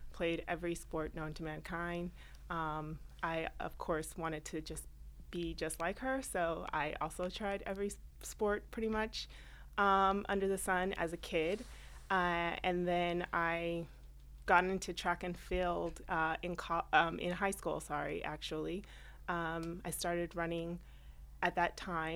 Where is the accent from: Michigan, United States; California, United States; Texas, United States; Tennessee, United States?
California, United States; moved away as an adult; now in New York, United States; Born and raised in California, came to New York about 15 years ago